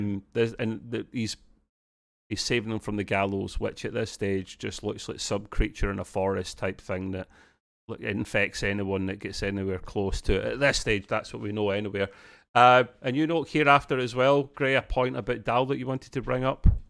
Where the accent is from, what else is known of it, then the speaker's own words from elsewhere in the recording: Scotland, United Kingdom; as a Scotsman myself